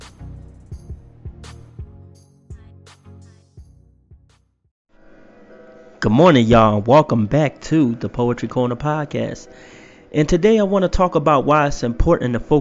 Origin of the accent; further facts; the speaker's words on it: Philadelphia, Pennsylvania, United States; moved away as an adult; now in Idaho, United States; I just moved to Idaho from my hometown of Philadelphia